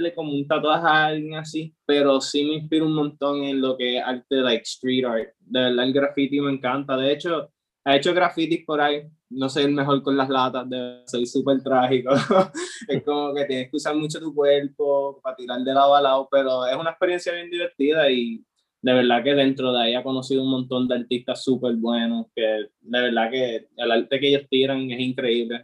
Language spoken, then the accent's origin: Spanish; Aguadilla, Puerto Rico; yo como tal soy de Aguadilla, ha sido toda mi vida de Aguadilla